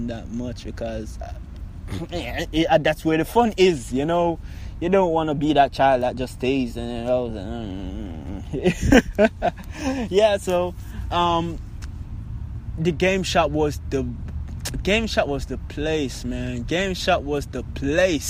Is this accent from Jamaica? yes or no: yes; Kingston, Jamaica; I was born in Jubilee Hospital. That's in Kingston, downtown Kingston. Yeah, so when I was born, you know, born growing up in the ghetto of Jamaica